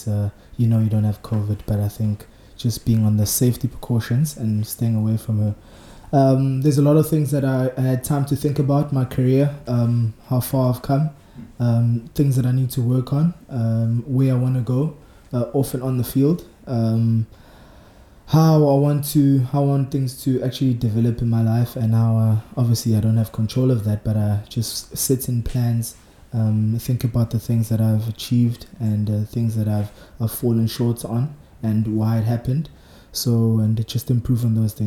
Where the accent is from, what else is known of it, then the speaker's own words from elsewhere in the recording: Margate, KwaZulu-Natal, South Africa; also born or lived in Nkotsaneni; On the South Coast, I came from Nkotsaneni, but originally I was raised in Margate.